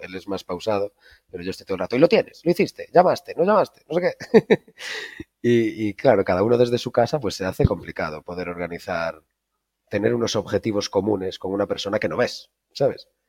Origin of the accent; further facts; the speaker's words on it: A Coruña, Galicia, Spain; moved away as an adult; also born or lived in Mexico / Netherlands; Yo soy de La Coruña, soy de La Coruña, de Galicia